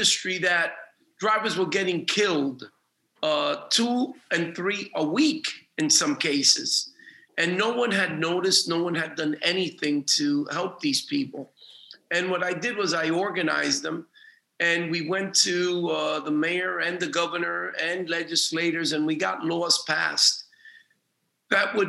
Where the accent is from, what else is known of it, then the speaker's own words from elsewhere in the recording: New York City, New York, United States; also born or lived in Dominican Republic; I grew up in the Lower East Side